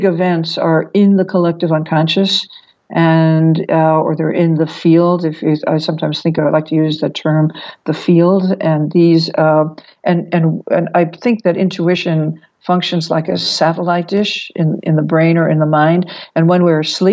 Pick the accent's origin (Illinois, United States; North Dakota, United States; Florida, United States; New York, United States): New York, United States; as a New Yorker